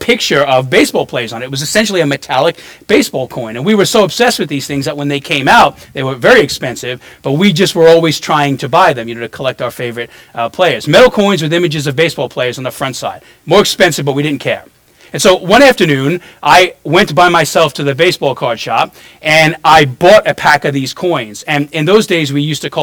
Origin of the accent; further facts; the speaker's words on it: New York City, New York, United States; also born or lived in New Orleans; now in Florida, United States; I grew up in Brooklyn, New York, and moved here in the 90s, and then to New Orleans, and then back here, became a Christian in Florida in my 20s